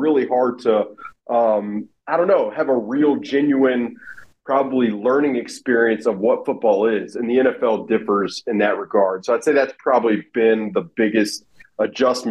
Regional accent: Alabama, United States; moved away; I grew up in Alabama

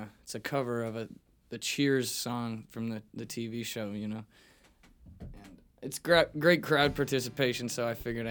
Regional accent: Naperville area, Illinois, United States; Yeah, like we just say Chicago so people from out of town can understand. Yeah. So I used to say I'm from Chicago.

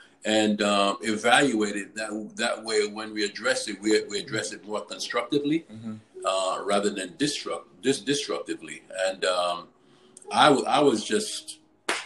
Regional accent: New York, United States; I grew up in New York most of my life

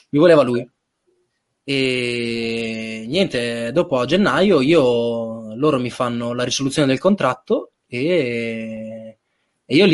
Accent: Reggio Emilia, Emilia-Romagna, Italy; dopo ero, sono Reggiano.

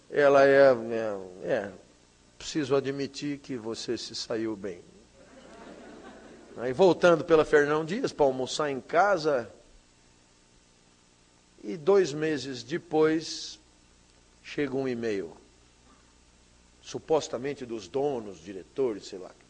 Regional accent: São Paulo, Brazil; meu filho foi na 25 de março, rua de comércio popular lá da minha cidade e, e, e do país inteiro

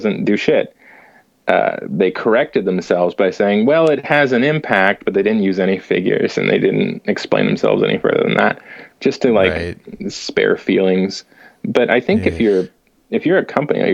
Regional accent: Los Banos, California, United States; now in San Jose, United States; I grew up in Los Banos, which is in the Central Valley.

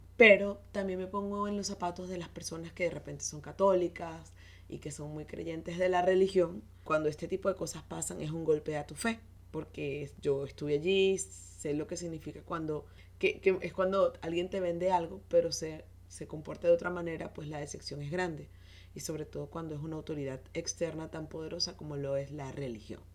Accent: Venezuela; Soy venezolana

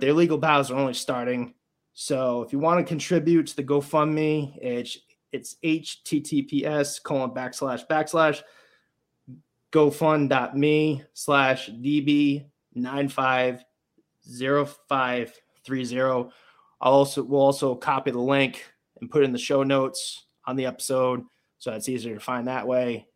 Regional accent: Warwick, Rhode Island, United States; my hometown of Warwick, Rhode Island

